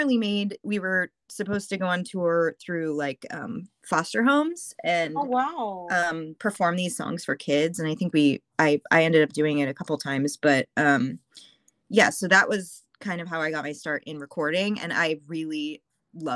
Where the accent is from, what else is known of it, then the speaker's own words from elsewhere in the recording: Anaheim, California, United States; also born or lived in New York; I'm from Anaheim